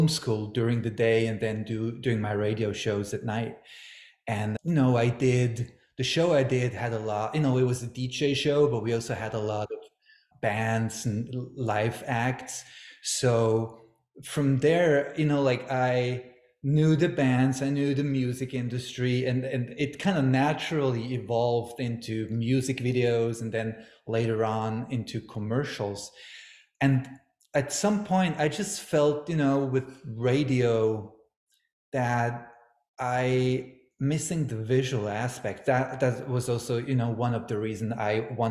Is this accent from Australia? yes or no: no; Switzerland; moved away as an adult; now in Los Angeles, United States; I grew up in Switzerland, but I've been in Los Angeles for a little bit, you know, less than 15 years